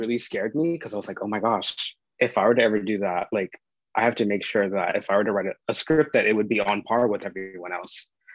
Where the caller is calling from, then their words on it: Miami, Florida, United States; I am calling from Miami